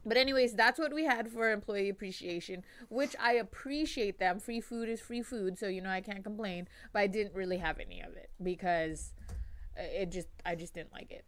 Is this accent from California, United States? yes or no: yes; Long Beach, California, United States; I grew up on the west side of Long Beach